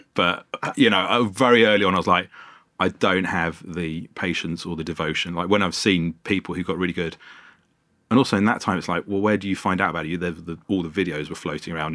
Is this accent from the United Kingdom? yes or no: yes; London, United Kingdom; I grew up in Wembley, North London